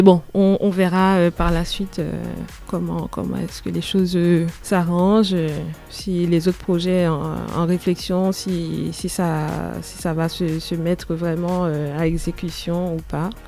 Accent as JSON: {"language": "French", "country": "Haiti", "moved": "as an adult", "lives_now": "Grenoble, France", "said": "je suis de Haïti. Je suis arrivée en France en 2010"}